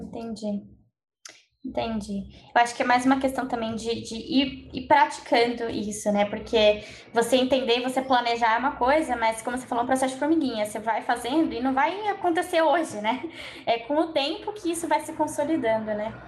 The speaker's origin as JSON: {"language": "Portuguese", "region": "São Paulo", "country": "Brazil", "also_born_or_lived": "Australia", "said": "eu sou de São Paulo, né? Eu estava morando na Austrália até março e eu voltei para cá"}